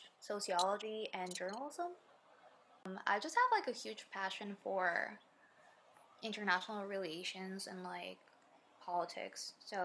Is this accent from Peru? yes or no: yes; Peru; now in Los Angeles, United States; I'm currently based in LA. I'm originally from Peru, but now I live here.